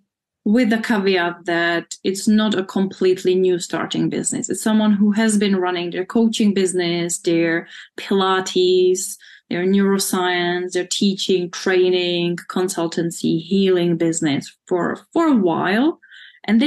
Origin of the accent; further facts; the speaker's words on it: Czechia; moved away as an adult; also born or lived in United Kingdom; I'm from the Czech Republic, born when it still was Czechoslovakia, but I'm Czech.